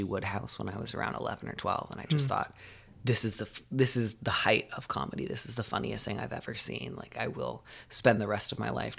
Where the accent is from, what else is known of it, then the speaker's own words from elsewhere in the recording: California, United States; also born or lived in Midwest; I grew up both in Southern California and the Midwest, kind of switching back and forth between the two.